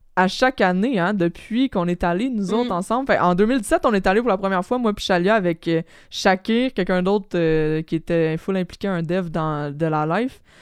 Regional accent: Quebec, Canada; en tant que Québécois

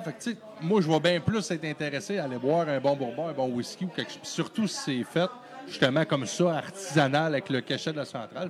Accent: Chute-aux-Outardes, Quebec, Canada; moved away; je viens, je viens d'ici, je suis natif de Chute aux Stars

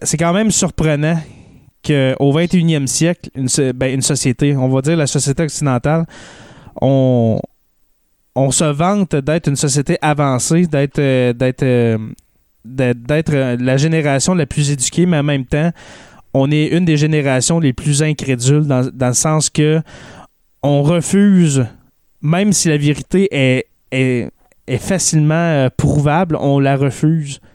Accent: Témiscamingue, Quebec, Canada; on vient du même coin, toi, et moi, on vient du Témiscamingue.

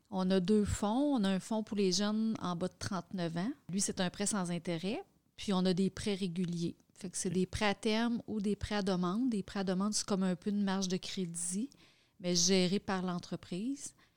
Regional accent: Quebec, Canada; travailler dans ma région, ma région natale

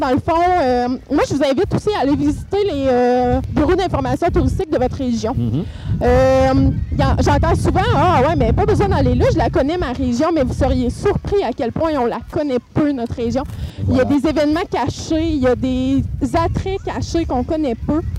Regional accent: Témiscamingue, Quebec, Canada; je me dirige vers mon coin de pays, le Témiscamingue.

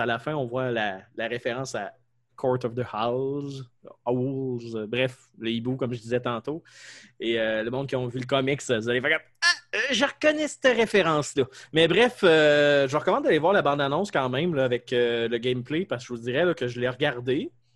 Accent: Quebec, Canada; accent: québécois; mon accent québécois-français

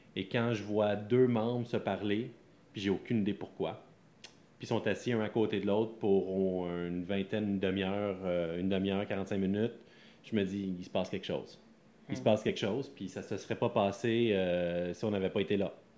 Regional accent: Sorel-Tracy, Quebec, Canada; moved away as an adult; now in Laval, Canada; moi, c'est pas de la Naudière que je viens. Je viens de la banlieue de Sorel. Donc, je, je, grandis dans un fond d'un rang. je suis Lavallois depuis sept ans

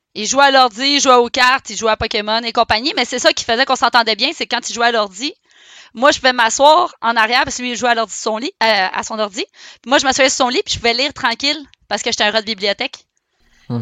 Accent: Saint-Eustache, Quebec, Canada; Je suis née à Saint-Eustache

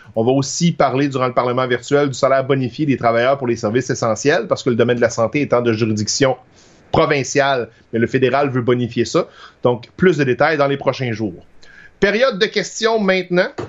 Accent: Trois-Rivières, Quebec, Canada; je viens de Trois-Rivières, puis ma famille est à Lac Mégantic

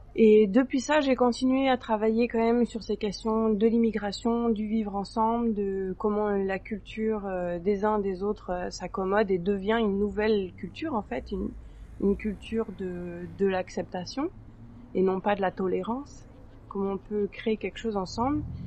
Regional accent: France; moved away as an adult; now in Quebec, Canada; j'ai grandi en France, mais j'ai un père hongrois

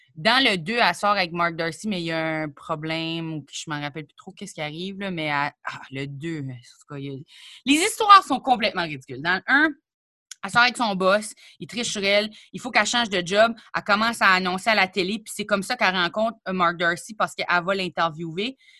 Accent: New Brunswick, Canada; moved away as an adult; now in Quebec, Canada; je suis arrivée au Québec puis je venais du Nouveau-Brunswick

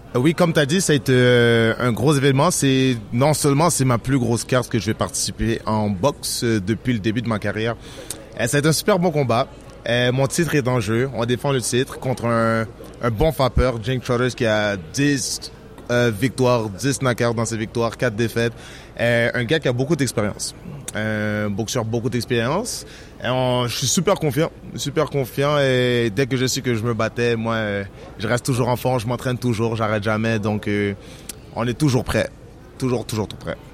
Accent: Montreal, Quebec, Canada; je suis de Montréal, que j'habite au Québec

